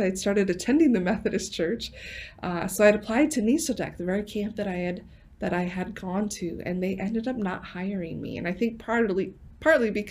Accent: 12 miles from Lake Poinsett, South Dakota, United States; 12 miles from my hometown

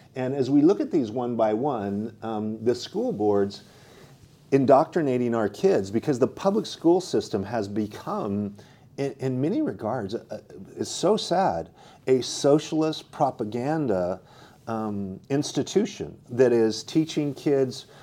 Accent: Idaho, United States; now in California, United States; I grew up in Idaho where nobody locks doors

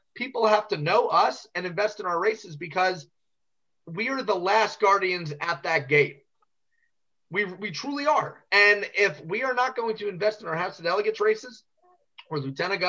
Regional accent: New York, United States; now in Virginia, United States; When I was in New York, Rudy was mayor, Pataki was governor

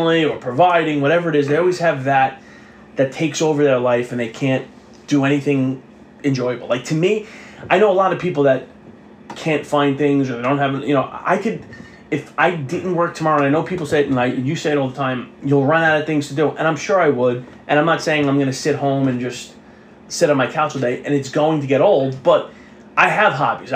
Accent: New York City, New York, United States; growing up on the South Shore of Staten Island

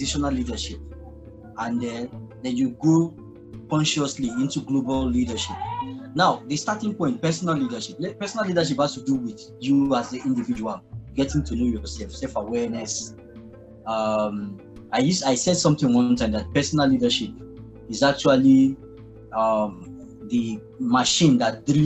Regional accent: Nigeria; also born or lived in Lagos, Nigeria; I'm a Nigerian. I currently live in Lagos, Nigeria

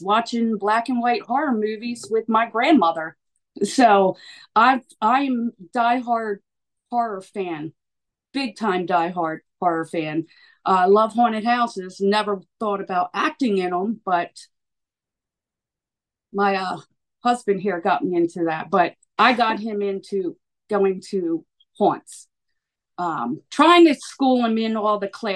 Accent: Wilmington, Delaware, United States; I was born and raised in Delaware

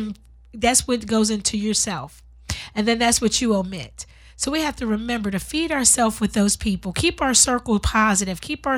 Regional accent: Pennsylvania, United States; moved away as an adult; also born or lived in Washington; now in Compton, United States; I'm from Pennsylvania.

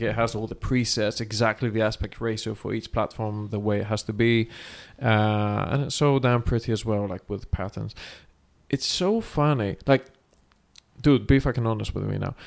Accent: Thessaloniki, Central Macedonia, Greece; moved away; thessaloniki the city we're now and this is my hometown and jim's hometown as well

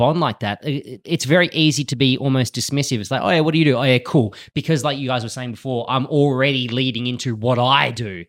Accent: Bahrain; moved away; you know, I grew up in the Middle East. So I did all of my primary schooling in Bahrain

